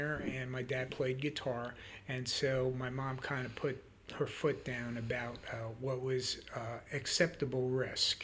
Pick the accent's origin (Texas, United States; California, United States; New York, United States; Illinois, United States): New York, United States; Yonkers; moved away; also born or lived in Lake Wylie / Charlotte area; I grew up in Yonkers, New York.